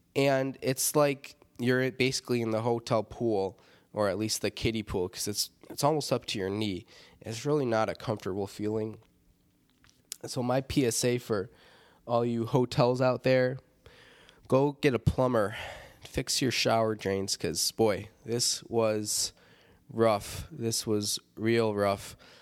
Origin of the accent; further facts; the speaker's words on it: Rockford, Illinois, United States; Rockford, Illinois, my hometown.